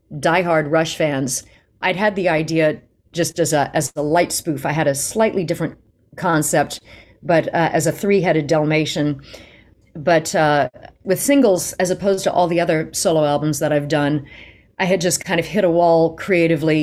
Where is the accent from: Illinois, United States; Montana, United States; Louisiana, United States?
Louisiana, United States; Lafayette; growing up in Lafayette, Louisiana